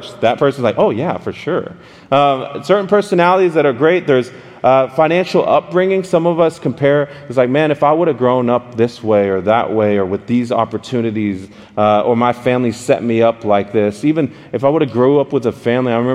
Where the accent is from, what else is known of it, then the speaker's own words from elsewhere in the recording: Dallas, Texas, United States; I'm from Dallas, Texas